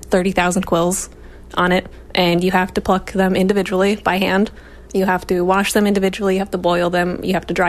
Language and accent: English; Akwesasne, New York, United States; now in Adirondacks, United States; I'm from Akwesasne originally.